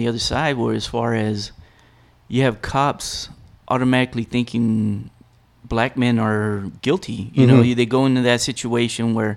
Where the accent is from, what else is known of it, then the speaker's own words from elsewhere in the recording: El Paso, Texas, United States; we grew up here in El Paso